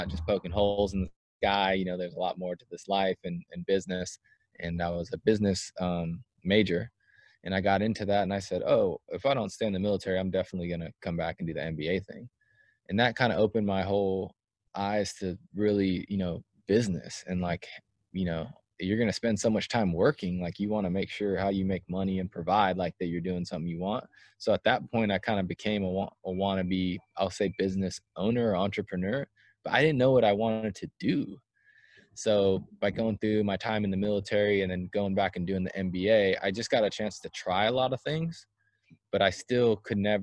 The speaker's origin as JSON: {"language": "English", "region": "California", "country": "United States", "also_born_or_lived": "Colorado / Texas / Los Angeles, California", "moved": "as an adult", "lives_now": "Athens, United States", "said": "I'm originally from California"}